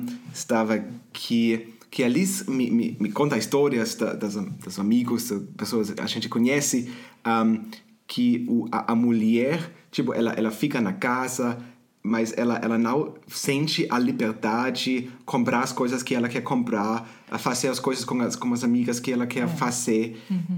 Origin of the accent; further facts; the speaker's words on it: Germany; Portuguese is a second language; eu sou da Alemanha